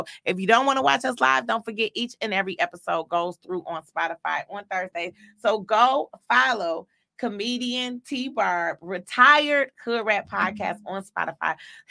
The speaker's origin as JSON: {"language": "English", "town": "Detroit", "region": "Michigan", "country": "United States", "said": "I'm a true Detroiter. I'm from Joy Road."}